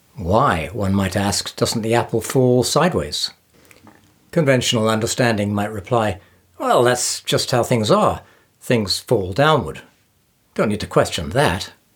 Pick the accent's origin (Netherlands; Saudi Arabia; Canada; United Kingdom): United Kingdom; England; moved away as an adult; now in United States; I was born in England and have lived in the U S for the past twenty-five years.